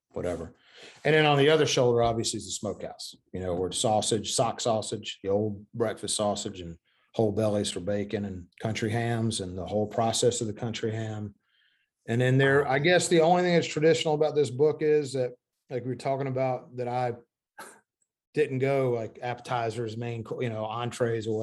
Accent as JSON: {"language": "English", "town": "Corinth", "region": "Mississippi", "country": "United States", "tie": "born or raised there", "also_born_or_lived": "Memphis, Tennessee / Connecticut", "said": "both of our families, both sides are from the same town in Mississippi, Corinth, Mississippi."}